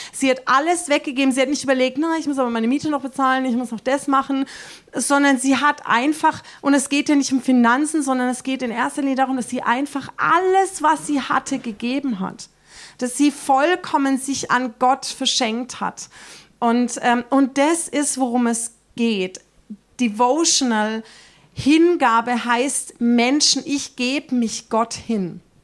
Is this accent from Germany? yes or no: yes; Germany; uns Deutschen